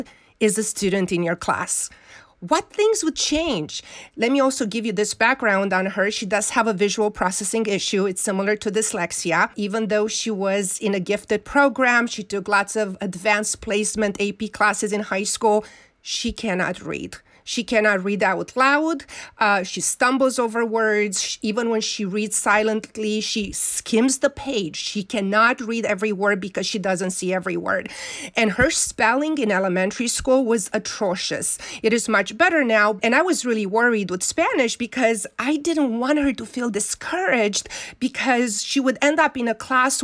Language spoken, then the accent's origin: English; Romania; moved away; growing up in Romania, we didn't have books